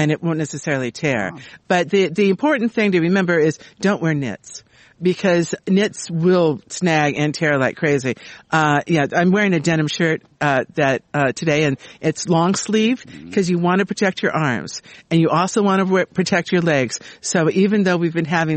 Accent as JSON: {"language": "English", "region": "Southern California", "country": "United States", "tie": "born or raised there", "lives_now": "Sacramento, United States", "said": "I was raised in Southern California and grew up with roses there."}